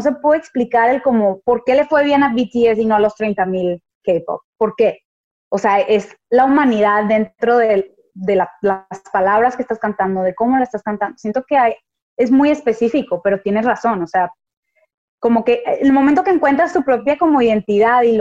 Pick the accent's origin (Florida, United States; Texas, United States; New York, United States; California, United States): Texas, United States; Houston; born there; also born or lived in Monterrey, Mexico; como yo nací en Houston y estuve como muy involucrada en esas dos culturas, era muy diferente, era muy diferente mis amigas de Houston y mis amigas de Monterrey